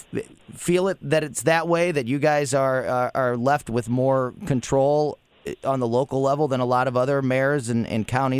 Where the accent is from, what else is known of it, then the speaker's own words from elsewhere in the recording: Florissant, Missouri, United States; the mayor of my hometown, Florissant, Missouri.